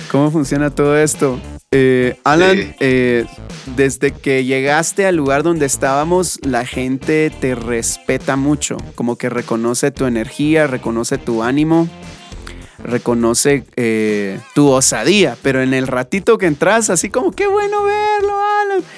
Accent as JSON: {"language": "Spanish", "country": "Guatemala", "said": "como buenos guatemaltecos"}